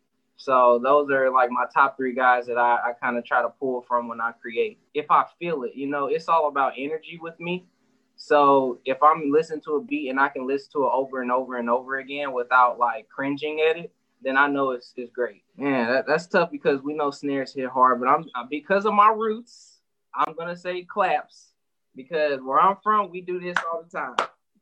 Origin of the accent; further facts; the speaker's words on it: St. Louis, Missouri, United States; I am from St. Louis, Missouri, born and raised.